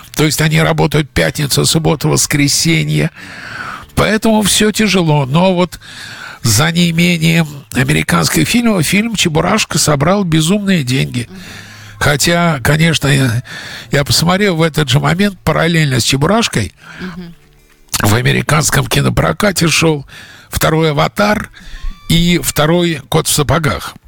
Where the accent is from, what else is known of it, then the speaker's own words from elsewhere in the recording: Russia; now in United States; из России